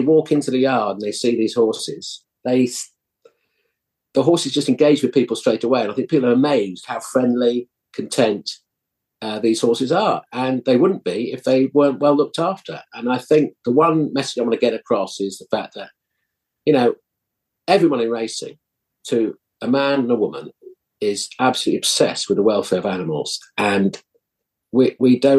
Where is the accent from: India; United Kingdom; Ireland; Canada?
United Kingdom; Epsom, South East England; I was brought up in Surrey near Epsom Racecourse.